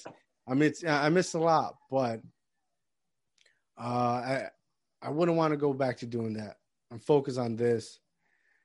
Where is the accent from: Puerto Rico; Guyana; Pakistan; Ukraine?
Puerto Rico; moved away; I grew up in Puerto Rico. I came here.